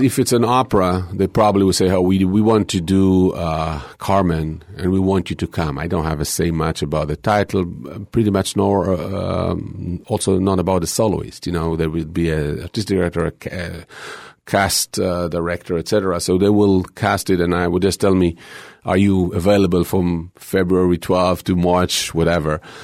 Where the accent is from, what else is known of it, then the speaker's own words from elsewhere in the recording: Israel; moved away; growing up in Israel was kind of difficult